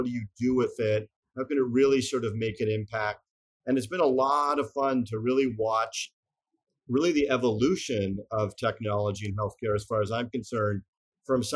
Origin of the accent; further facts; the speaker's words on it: Montreal, Quebec, Canada; moved away as an adult; also born or lived in Boston, United States; my sponsorship as a Canadian to work in the US